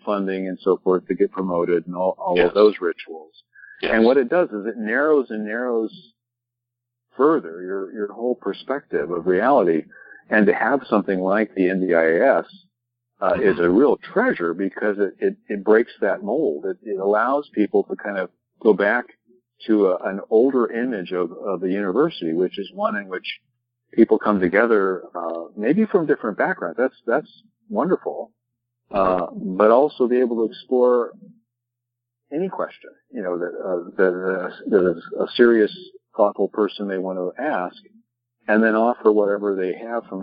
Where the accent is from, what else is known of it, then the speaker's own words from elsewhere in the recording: United States; grown up in the highly developed, highly spoiled environment of being of an American kid